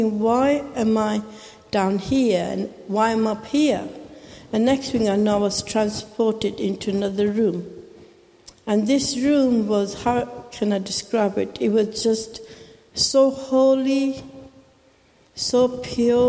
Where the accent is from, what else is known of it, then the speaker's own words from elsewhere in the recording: Pakistan; first language Urdu; English is a second language; moved away; I was born in Pakistan